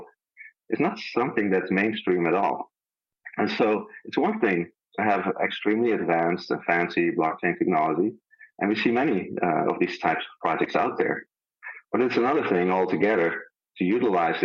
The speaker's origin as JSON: {"language": "English", "country": "Netherlands", "moved": "yes", "said": "I'm a Dutch heritage. I'm from the Netherlands originally."}